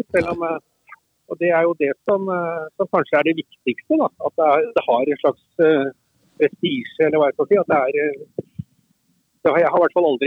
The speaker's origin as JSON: {"language": "Norwegian", "town": "Heddal", "region": "Telemark", "country": "Norway", "tie": "born or raised there", "said": "jeg vokste opp i Telemark, i Heddal i Telemark."}